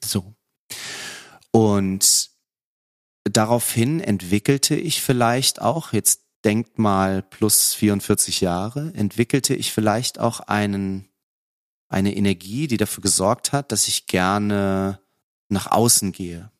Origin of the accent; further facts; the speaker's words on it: Lübeck, Schleswig-Holstein, Germany; moved away as an adult; also born or lived in Cologne; ich bin ja im Norden groß geworden, also Lübecker, Schleswig-Holsteiner